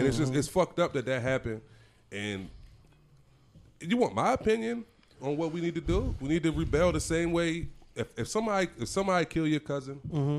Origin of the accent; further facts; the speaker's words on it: Chester, Pennsylvania, United States; I grew up in Chester. Right next to Chester is Eddystone.